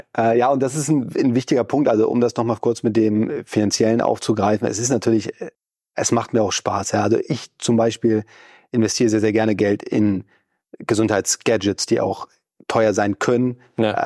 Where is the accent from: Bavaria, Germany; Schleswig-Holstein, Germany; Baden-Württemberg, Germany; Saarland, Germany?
Schleswig-Holstein, Germany; Lübeck; now in Hamburg, Germany; ich komme ursprünglich aus Lübeck, also mehr oder weniger direkt von der Ostseeküste